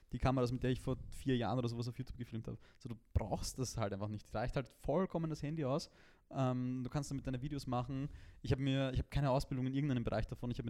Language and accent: German; Vienna, Austria; bei uns in Wien